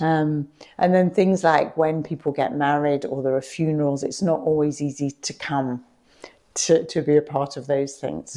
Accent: Radlett, East of England, United Kingdom; moved away as an adult; also born or lived in Nottingham; now in Ghana; I was brought up in Radlett in Hertfordshire

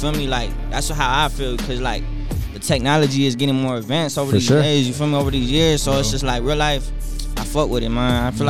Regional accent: South Tucson, Arizona, United States; I come from South Tucson

